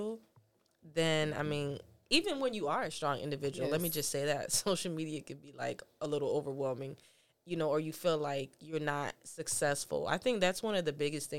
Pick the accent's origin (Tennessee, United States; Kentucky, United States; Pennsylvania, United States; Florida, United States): Florida, United States; Fort Lauderdale; I grew up in Fort Lauderdale.